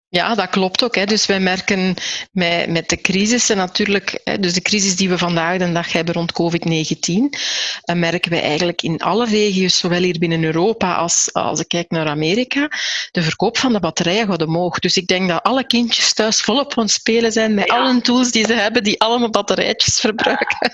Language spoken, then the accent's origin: Dutch; Aarschot, Flanders, Belgium; Ik ben ook in Aarschot opgegroeid. Ik ben in Aarschot zelfs nog geboren.